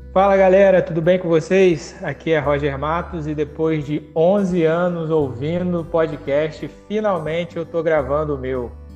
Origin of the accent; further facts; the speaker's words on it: São Fidélis, Rio de Janeiro, Brazil; Eu sou mais interior ainda, sou de São Fidélis